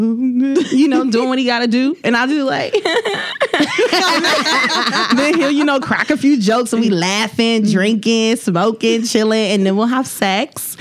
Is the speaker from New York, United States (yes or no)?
no; Minnesota, United States; I'm from Minnesota